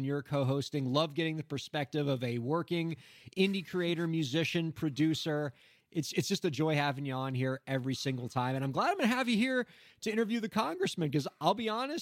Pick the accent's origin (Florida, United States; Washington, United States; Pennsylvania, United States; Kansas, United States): Florida, United States; Miami; I'm from Miami